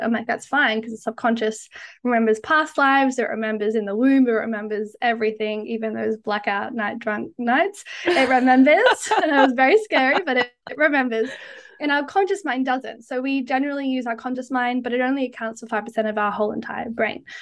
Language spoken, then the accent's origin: English; Australia; now in Canada; as you can probably tell, I'm Australian, but I live in Canada